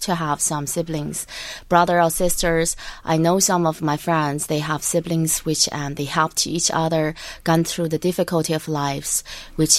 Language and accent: English; Dalian, Liaoning, China; English is a second language; moved away as an adult; now in Ireland; I'm from northeast of China, a city called Dalian